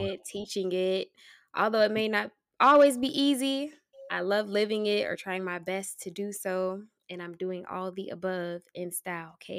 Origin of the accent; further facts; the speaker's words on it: Tallahassee, Florida, United States; moved away as an adult; also born or lived in Atlanta, Georgia; born and raised in Tallahassee, Florida